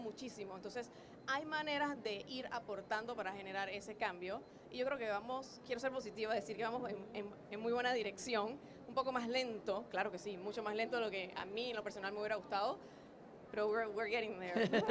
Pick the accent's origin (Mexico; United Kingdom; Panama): Panama; Undercover es una empresa panameña, porque soy panameña, no sé por qué dicen que no, pero sí soy panameña